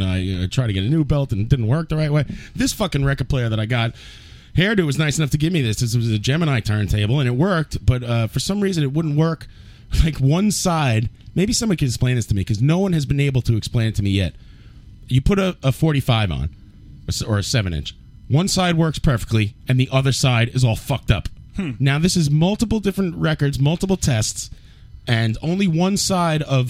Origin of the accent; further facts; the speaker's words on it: New York City, New York, United States; I've lived here all my life